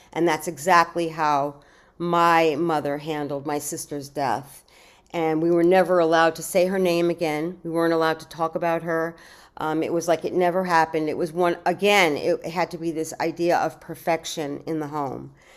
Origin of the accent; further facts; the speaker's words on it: New York City, New York, United States; I was born in New York City